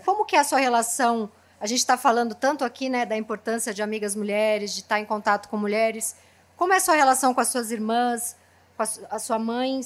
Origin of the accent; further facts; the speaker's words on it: São Paulo, Brazil; Eu nasci na Zona Leste